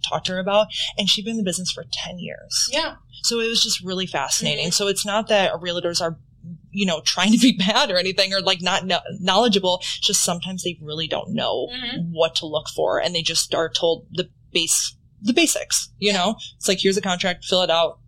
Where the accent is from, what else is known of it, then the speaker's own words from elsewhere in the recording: Wisconsin, United States; moved away; I'm from Wisconsin